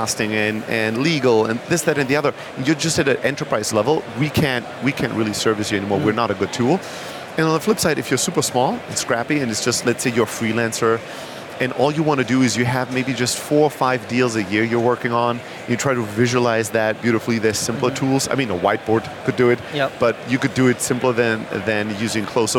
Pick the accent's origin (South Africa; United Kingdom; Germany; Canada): Germany; moved away as an adult; also born or lived in Greece / Bay Area, United States; now in New York, United States; I'm originally from Greece, grew up in Germany. And then 12 years ago, I moved to the US, to the Bay Area at first